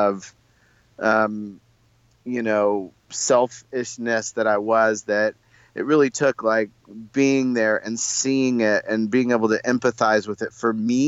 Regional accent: Carmel, Indiana, United States; I grew up in Carmel, Indiana, mostly

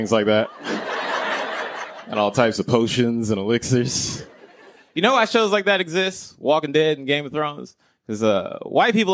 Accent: Greensboro, North Carolina, United States; I was raised in the South. They teach you things differently as a young black kid in the South. Like I'm from a place called Greensboro, North Carolina

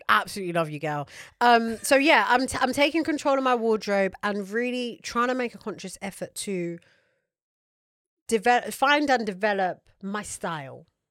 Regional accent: United Kingdom; as British people

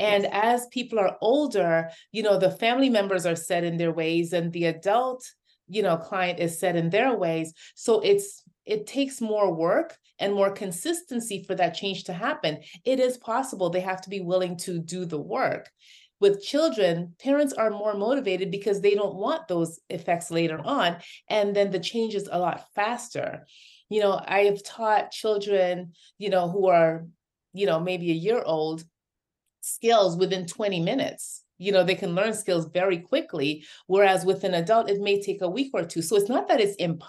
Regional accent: Toronto, Ontario, Canada; moved away as an adult; now in United States; growing up in Toronto, Canada

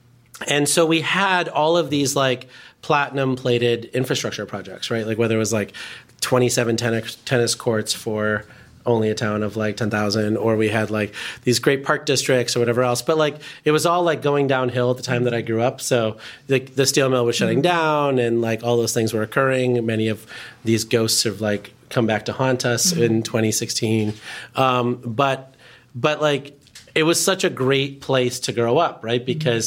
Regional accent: Chicago Ridge, Illinois, United States; born or raised there; also born or lived in India

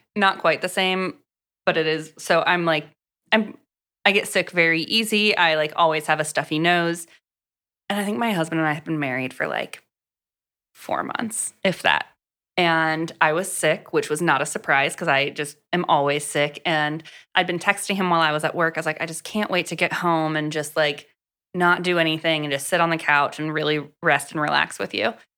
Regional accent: Gulf Coast of Florida, United States; I grew up on the Gulf Coast side of Florida

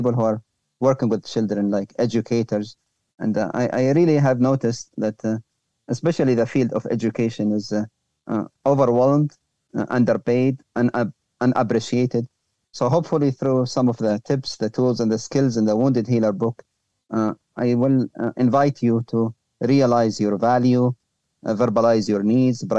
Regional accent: Libya; moved away; also born or lived in Europe; my home country, Libya

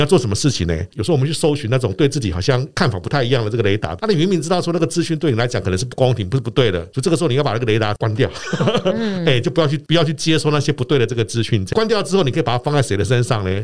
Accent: Yilan, Yilan County, Taiwan; moved away; also born or lived in Taipei; 我是在宜兰长大，那我们那时候宜兰到台北念书

